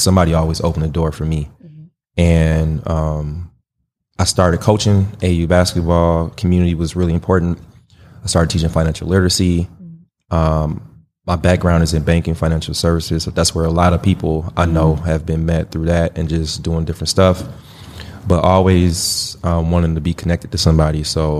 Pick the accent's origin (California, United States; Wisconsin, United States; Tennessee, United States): Wisconsin, United States; Milwaukee; For those who don't know, I grew up in Milwaukee, born, raised, went to Washington High School